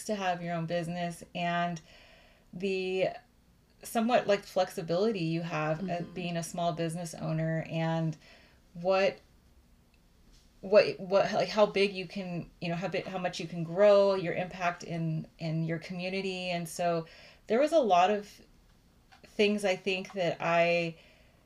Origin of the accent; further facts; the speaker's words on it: Austin, Texas, United States; I was born in Austin, Texas. So I am a Texas girl